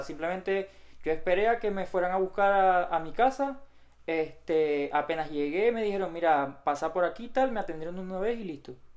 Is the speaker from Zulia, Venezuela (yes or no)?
yes; Maracaibo, Zulia, Venezuela; moved away as an adult; now in Katy, United States; los dos somos maracucho de Venezuela y llegamos los dos prácticamente al mismo tiempo, en el mismo año, dos mil diecisiete